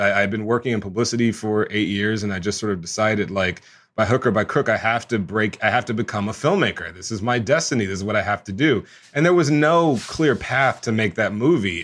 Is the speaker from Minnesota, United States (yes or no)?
no; Houston, Texas, United States; I grew up in Houston, Texas